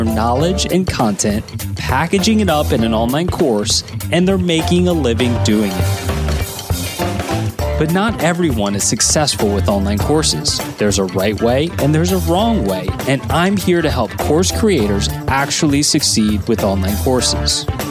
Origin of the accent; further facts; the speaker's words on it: New Orleans, Louisiana, United States; I was born and raised in New Orleans, which is the Big Easy.